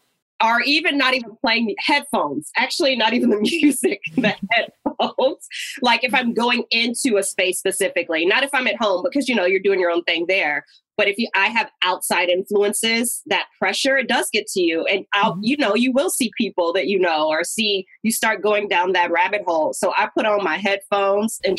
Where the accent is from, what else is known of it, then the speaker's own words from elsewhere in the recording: Cincinnati, Ohio, United States; moved away; I'm from Cincinnati originally